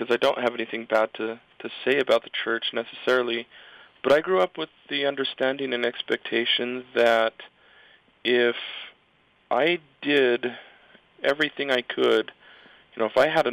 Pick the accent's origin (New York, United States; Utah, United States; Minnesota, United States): Utah, United States; Provo; I grew up in Provo